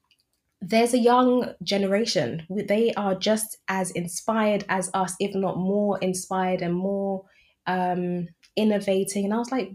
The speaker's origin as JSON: {"language": "English", "country": "United Kingdom", "tie": "born or raised there", "said": "I'm British, born and raised, but I have my strong affinity with my East African roots."}